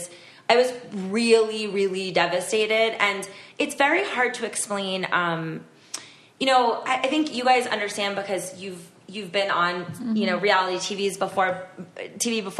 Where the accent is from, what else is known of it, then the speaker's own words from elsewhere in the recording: Florida, United States; I grew up in Florida